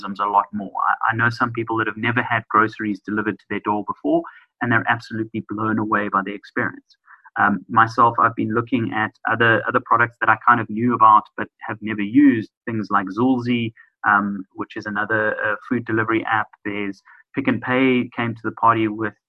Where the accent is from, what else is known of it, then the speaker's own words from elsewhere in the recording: South Africa; as a South African society, we're definitely geared towards that.